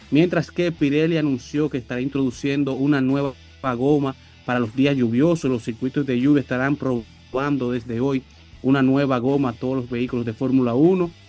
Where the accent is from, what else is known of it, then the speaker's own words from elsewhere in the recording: Dominican Republic; estamos en clásico, todos somos dominicanos.